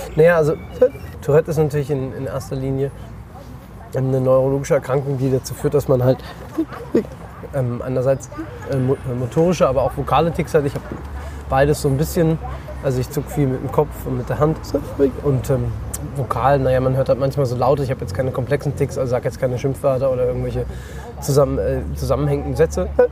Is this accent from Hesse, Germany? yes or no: yes; Roßdorf, Hesse, Germany; also born or lived in Frankfurt / Erfurt; Rostorf dazu, wo ich herkomme